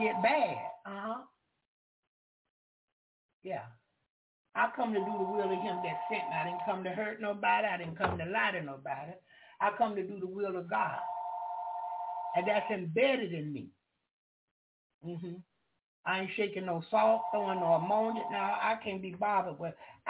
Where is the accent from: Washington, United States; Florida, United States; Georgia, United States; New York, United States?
Florida, United States; Jacksonville; accent: southern; first language English; I'm from the country. I'm from Jacksonville, Florida